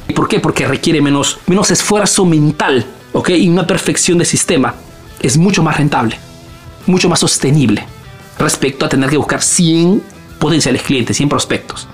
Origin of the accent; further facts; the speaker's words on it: Peru; now in Italy; soy un emprendedor peruano que vive, hace negocios en Italia